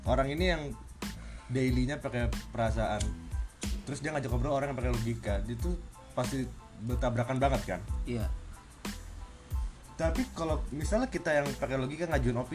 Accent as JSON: {"language": "Indonesian", "region": "Kalimantan", "country": "Indonesia", "also_born_or_lived": "Yogyakarta", "moved": "yes", "said": "gue aslinya Kalimantan cuman kelamaan di Jogja"}